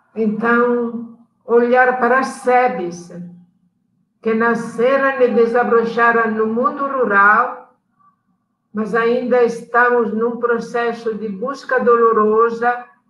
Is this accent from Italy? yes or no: yes; Italy; Portuguese is a second language; moved away as an adult; also born or lived in Abaetetuba, Pará, Brazil; now in Pará, Brazil; nós estávamos chegando da Itália